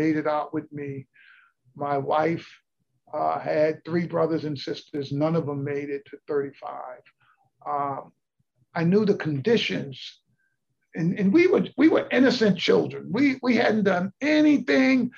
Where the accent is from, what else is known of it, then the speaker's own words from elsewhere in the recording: New York City, New York, United States; I grew up in the South Bronx